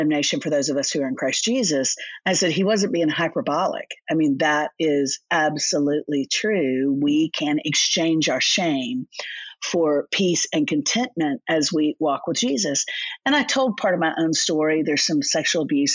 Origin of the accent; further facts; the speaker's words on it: Orlando, Florida, United States; moved away as an adult; now in Nashville, United States; I grew up in Orlando, Florida